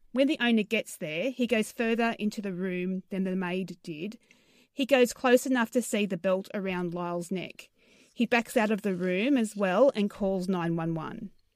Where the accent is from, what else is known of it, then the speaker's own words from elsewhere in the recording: Australia; accent: Australian; I sound very Australian.